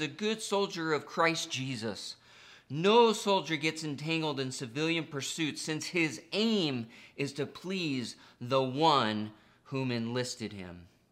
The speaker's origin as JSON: {"language": "English", "country": "United States", "said": "being American is not the most important part of my identity"}